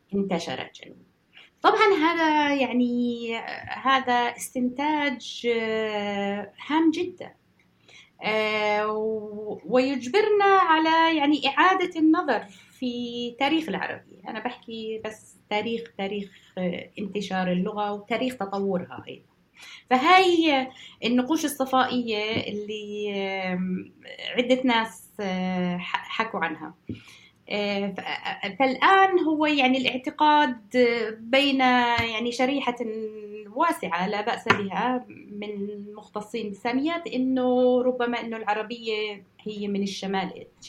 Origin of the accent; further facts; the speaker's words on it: Jordan; now in United Kingdom; عندنا بالأردن